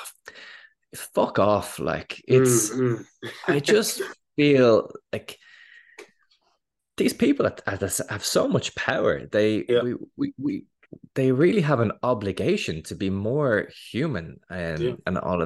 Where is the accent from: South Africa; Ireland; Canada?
Ireland; Dublin, Leinster; I grew up in Dublin